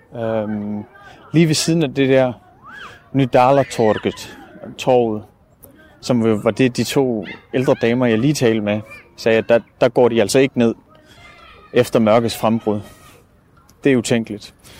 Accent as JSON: {"language": "Danish", "country": "Denmark", "said": "Jeg er journalist fra, fra Danmark"}